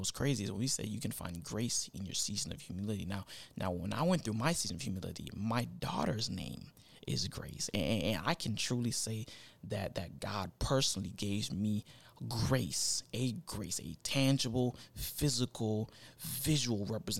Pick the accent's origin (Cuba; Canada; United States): United States; Florida; now in Tennessee, United States; I started summer because I'm from Florida. I'm a Florida boy at heart. So it's summer all year round. But when I moved to Tennessee, I started to see all these other seasons.